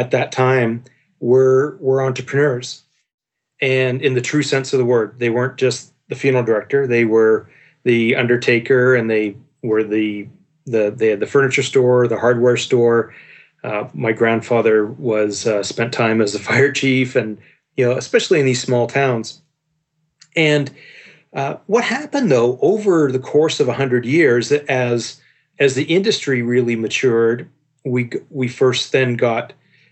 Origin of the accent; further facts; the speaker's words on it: Victoria, British Columbia, Canada; I was born and raised here on the West Coast in Victoria, BC